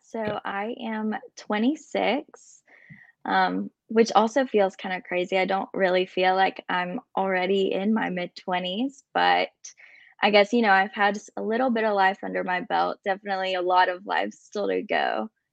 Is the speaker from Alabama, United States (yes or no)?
yes; Birmingham, Alabama, United States; also born or lived in Illinois / Colombia; I was actually born in Illinois and moved to Birmingham when I was about two years old